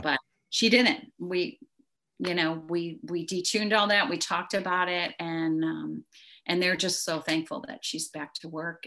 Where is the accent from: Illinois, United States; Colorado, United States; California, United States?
Illinois, United States; near Chicago; now in Texas, United States; I did not grow up here. I grew up near Chicago, but moved here